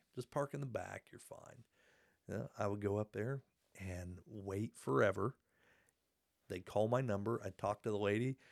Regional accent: Hartford City, Indiana, United States; my childhood home is now a pond

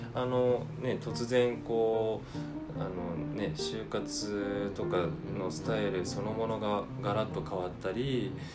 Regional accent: Tokyo, Japan; 私は板橋区出身です

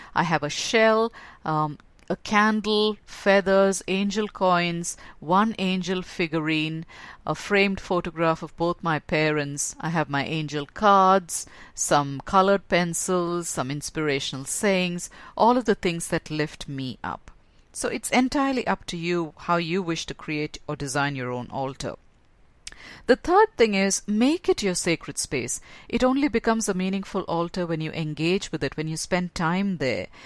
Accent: India; growing up in a Hindu home, because that's where I was born in India and raised as in a Hindu home

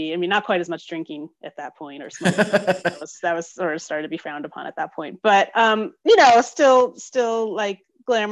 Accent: New York, United States; moved away as an adult; now in Calgary, Canada; I was born and raised in New York.

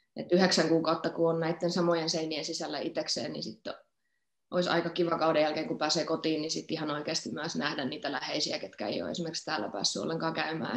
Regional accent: Forssa, Tavastia Proper, Finland; also born or lived in Salo; now in Stuttgart, Germany; Forssahan mun niin kotikotikaupunki on, mutta eh, mä oon niin nuorena muuttanut jo pois

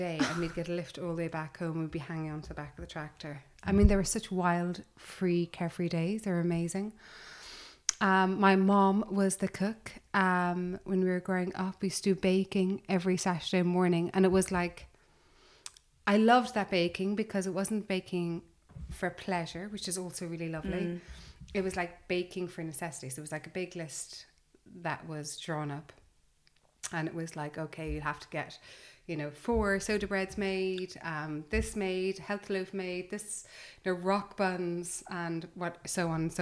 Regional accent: Cork, Munster, Ireland; also born or lived in London; now in United Kingdom; I grew up in the countryside in Ireland.

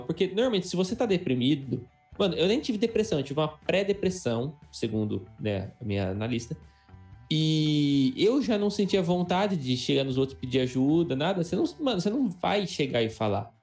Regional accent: Adamantina, São Paulo, Brazil; a gente cresceu em Adamantina, que é uma cidade muito pequena

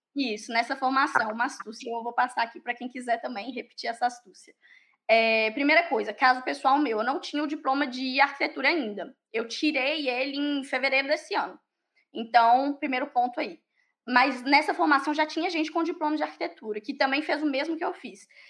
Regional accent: Pará de Minas, Minas Gerais, Brazil; moved away as an adult; also born or lived in Ireland; now in France; eu sou de Minas, eu sou de uma cidade a duas horas de BH, para de Minas

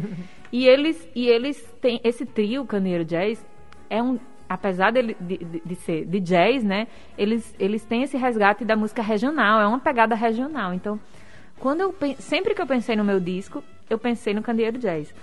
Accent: Northeast Brazil, Brazil

